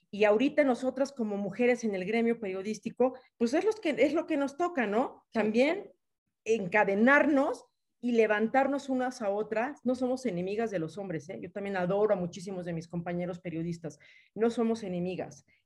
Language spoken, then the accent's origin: Spanish; Yucatán, Mexico; yo soy yucateca, eh, Yucatán